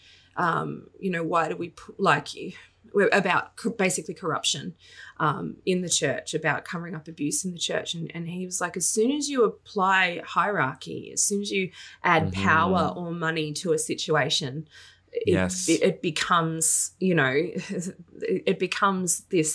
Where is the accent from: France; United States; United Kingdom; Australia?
Australia; now in Melbourne, Australia; Patrick and I just moved to Melbourne, which is 3 hours from where my hometown and where we'd lived, where both of us had lived, well, me since I was 3 years